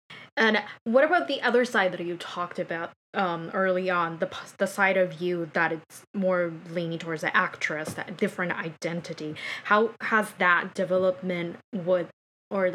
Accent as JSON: {"language": "English", "region": "Aomori", "country": "Japan", "tie": "born or raised there", "second_language": "English", "moved": "yes", "lives_now": "New York, United States", "said": "Me grow up in a super rural and suburb area of Japan, right? Because I'm from Aomori"}